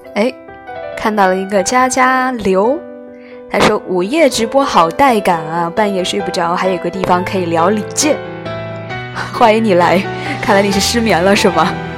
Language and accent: Chinese; Anhui, China; moved away as an adult; also born or lived in Jiangsu; 我是安徽人，但是在江苏上大学